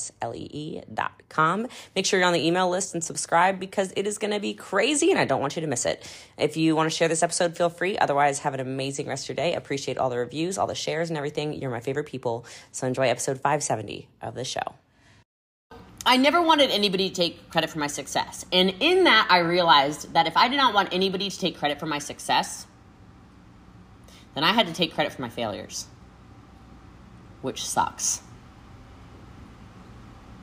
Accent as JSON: {"language": "English", "area": "Frederick County", "region": "Maryland", "country": "United States", "tie": "born or raised there", "moved": "yes", "said": "I'm from a really small town. I'm from Frederick County, Maryland"}